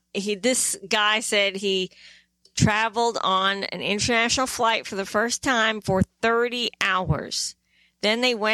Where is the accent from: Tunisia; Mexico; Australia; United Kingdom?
United Kingdom; England; born there; Yes, I was born in England.